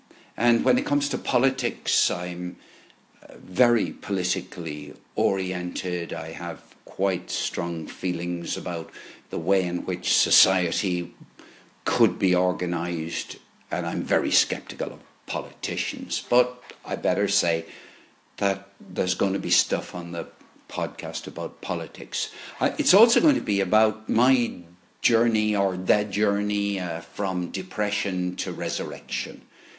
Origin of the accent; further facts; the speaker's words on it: Limerick, Munster, Ireland; born there; also born or lived in Dublin / London / Bath; now in Cork, Ireland; By the way, I was born in Limerick, went to live in Dublin, went to live in London, the West Country, ended up in Bath, and then came to Cork in 2005.